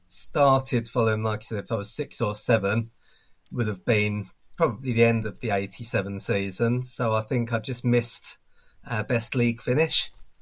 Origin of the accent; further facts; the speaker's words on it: Upminster, London, United Kingdom; moved away as an adult; now in Chester, United Kingdom; I grew up in Upminster, which is West Ham territory